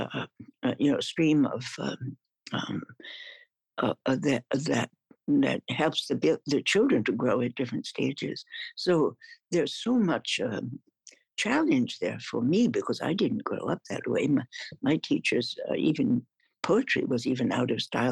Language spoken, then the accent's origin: English; central New York State, United States; I was born in central New York State